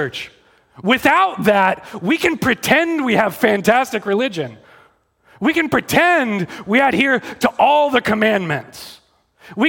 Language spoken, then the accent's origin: English; Texas, United States; I'm from Texas. I really am from Texas.